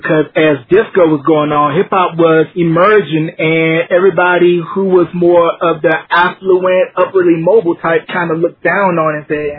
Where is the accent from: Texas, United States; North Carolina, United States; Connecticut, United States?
North Carolina, United States; I'm originally from North Carolina.